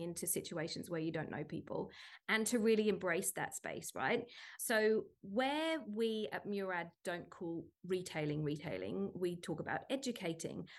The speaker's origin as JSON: {"language": "English", "country": "United Kingdom", "moved": "as an adult", "lives_now": "Sydney, Australia", "said": "as a British person"}